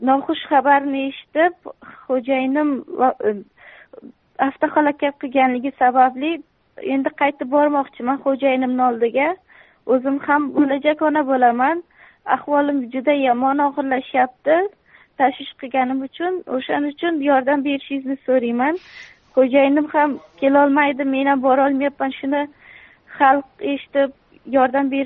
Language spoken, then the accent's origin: Uzbek; Surxondaryo Region, Uzbekistan; also born or lived in Mazar-i-Sharif, Afghanistan; yo'q afg'onistonni o'zi tojiklaridanman zabonlar mazori sharif viloyatida tug'ilib mhm. bir yoshimda bo'lganimda dadamni ishlari shu yoqqa bo'lganlar surxondaryoda o'sha mhm. yoqqa maktabni bitirdim